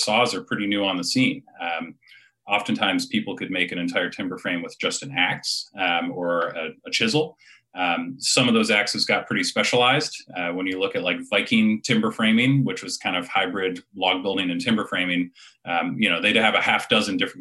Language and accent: English; Eugene, Oregon, United States; moved away as an adult; also born or lived in East Coast; I grew up in Eugene, Oregon.